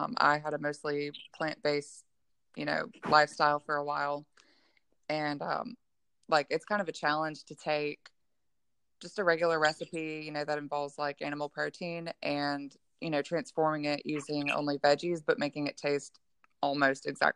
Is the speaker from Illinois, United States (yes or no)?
no; Gulfport, Mississippi, United States; I'm from Gulfport, Mississippi